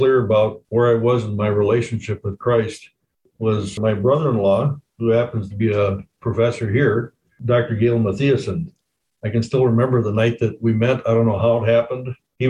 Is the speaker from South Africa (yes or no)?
no; Japan; Well, as Lindsay was saying, I grew up in Japan with missionary parents, and then my father was a pastor of LB churches here in Minnesota and Washington for a few years as well.